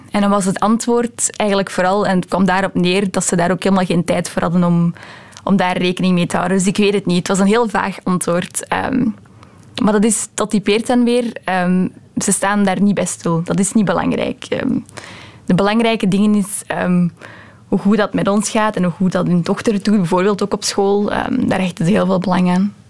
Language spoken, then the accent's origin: Dutch; Belgium; Dutch is a second language; also born or lived in Romania; Ik was nog maar sinds twee weken in België. Ehm, ik ben wel in België geboren, maar ik heb daarna een aantal jaren in Roemenië gewoond. Ehm, en ik was toen nog maar pas terug. En ik was de taal helemaal nog niet machtig.